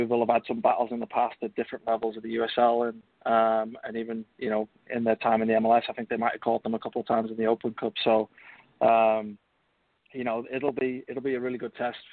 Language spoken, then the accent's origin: English; England, United Kingdom; now in United States; typically English